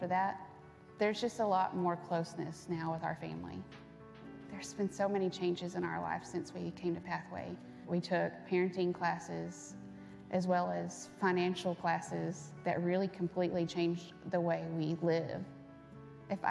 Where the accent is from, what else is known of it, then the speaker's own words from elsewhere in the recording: Burleson, Texas, United States; I grew up in Burleson